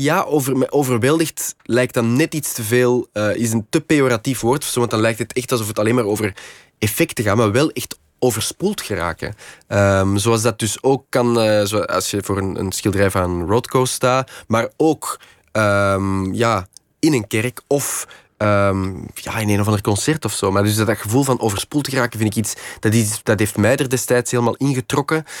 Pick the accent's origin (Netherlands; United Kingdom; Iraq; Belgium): Belgium; Kempen, Flanders; moved away as an adult; now in Antwerp, Belgium; ik kom van de Kempen. De Kempen is, is eigenlijk ja, een beetje in de rand. Het is een soort van ruraler gebied in de rand van, eh, van Antwerpen. Ehm, dus ik ben ja, een soort als campenzoon dan op het eh, platteland wel opgevoed